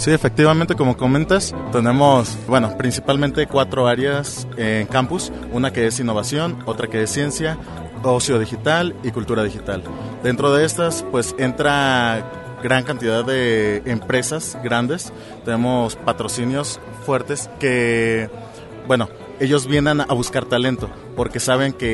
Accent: Colima, Mexico; yo soy de Colima.

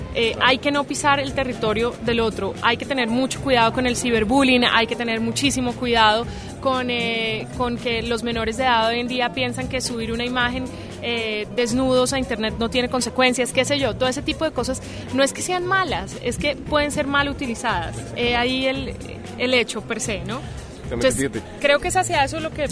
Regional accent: Colombia; en mi país

